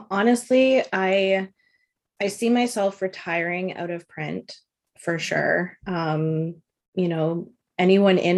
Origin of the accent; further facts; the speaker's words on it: Toronto, Ontario, Canada; now in Vancouver, Canada; I came from Toronto, Ontario, and um, I was working for a stencil manufacturing company, just doing accounting and, and bookkeeping.